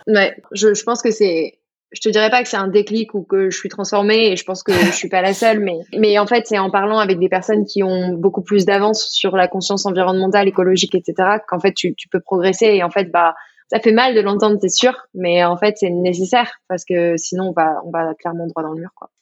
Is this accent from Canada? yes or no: no; Burgundy, Bourgogne-Franche-Comté, France; je suis de Bourgogne